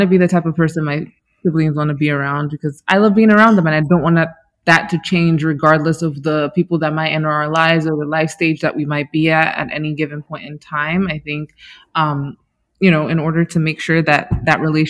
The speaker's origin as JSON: {"language": "English", "country": "Nigeria", "said": "being a Nigerian woman, an African woman"}